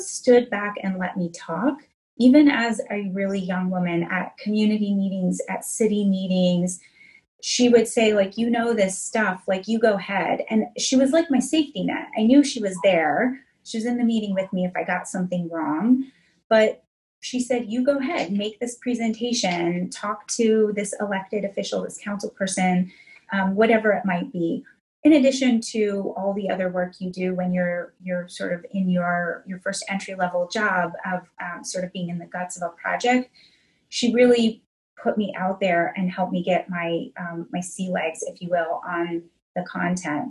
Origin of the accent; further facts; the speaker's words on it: Northeast Ohio, United States; moved away as an adult; also born or lived in Washington, D.C.; I grew up in Northeast Ohio